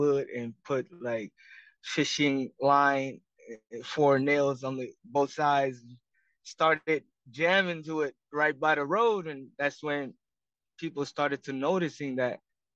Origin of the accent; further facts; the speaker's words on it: Marshall Islands; moved away as an adult; also born or lived in Hawaii; now in United States; I was born and raised in the Marshall Islands